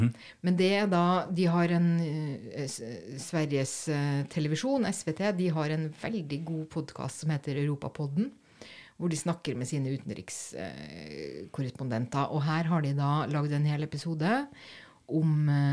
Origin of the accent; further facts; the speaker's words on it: Germany; now in Norway; den sønnen hadde jeg som tysker